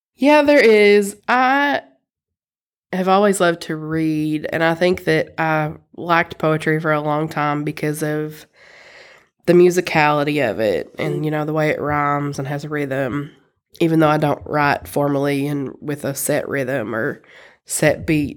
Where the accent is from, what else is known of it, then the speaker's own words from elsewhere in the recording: Eastern Kentucky, United States; now in Lexington, United States; I grew up in Eastern Kentucky in a very rural place